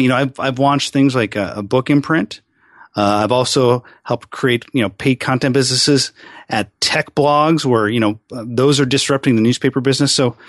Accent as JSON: {"language": "English", "town": "Seattle", "region": "Washington", "country": "United States", "tie": "born or raised there", "also_born_or_lived": "California / Arizona", "said": "I'm a pretty much lifelong Seattle guy. I mean, I grew up, I was born in California, but I always say wherever you go to high school is where you're from."}